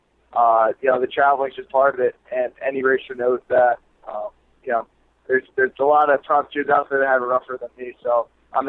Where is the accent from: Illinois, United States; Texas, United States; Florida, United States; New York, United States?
New York, United States; I'm from New York